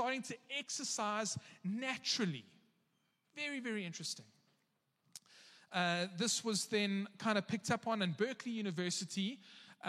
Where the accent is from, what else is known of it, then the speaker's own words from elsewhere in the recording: South Africa; as a South African